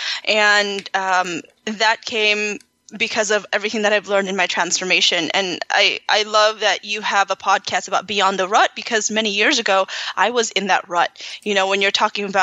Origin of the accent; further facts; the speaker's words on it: California, United States; moved away as an adult; also born or lived in Los Angeles; now in Miami, United States; I grew up in California